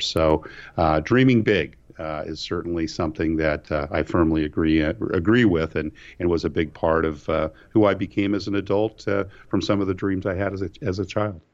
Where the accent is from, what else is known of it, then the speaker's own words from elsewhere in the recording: California, United States; moved away as an adult; growing up in California